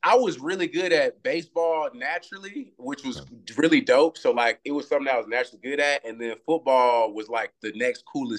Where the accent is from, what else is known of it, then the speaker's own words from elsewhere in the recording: Galveston, Texas, United States; also born or lived in Houston, Texas; I grew up in Galveston. That's an island at the bottom of Texas. So, bro, I grew up on the water. Like, my people fish a lot